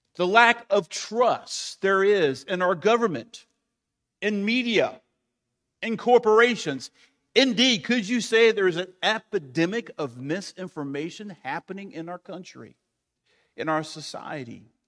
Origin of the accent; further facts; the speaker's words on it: United States; I am American, I'm a Christian first, I'm American second